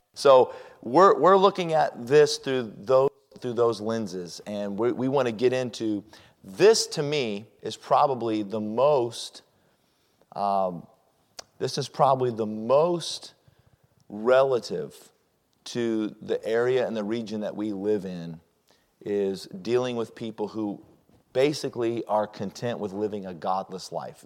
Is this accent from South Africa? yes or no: no; Colorado Springs, Colorado, United States; also born or lived in Denver; I was raised in Colorado Springs, and I came from a religious family or a Christian family, and I grew up as a Christian